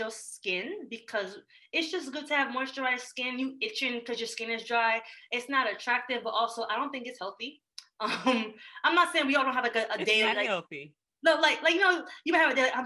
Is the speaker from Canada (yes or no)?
no; Jamaica; moved away; I grew up in Jamaica